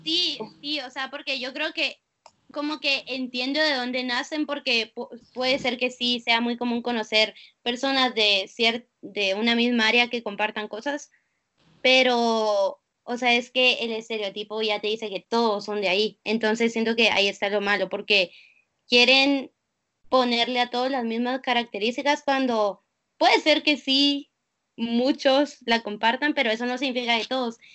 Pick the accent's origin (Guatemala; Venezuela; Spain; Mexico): Guatemala; moved away as an adult; also born or lived in Singapore; now in United States; nací en Guatemala